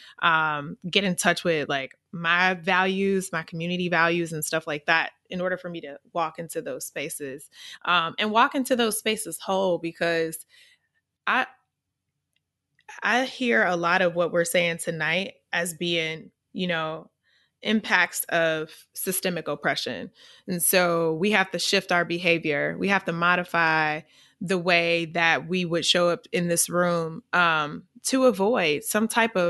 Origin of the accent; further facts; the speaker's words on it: Missouri, United States; accent: AAVE; I'm from Missouri. We have a certain dialect that we speak